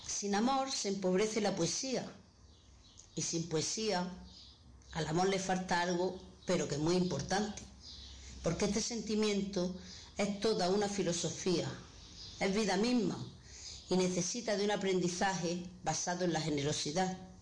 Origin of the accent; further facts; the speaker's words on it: Granada, Andalusia, Spain; soy de Granada